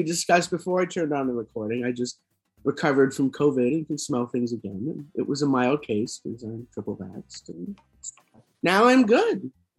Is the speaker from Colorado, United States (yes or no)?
yes; Denver, Colorado, United States; As you might recall, I grew up in Denver, so I, you know, I'm familiar with the area.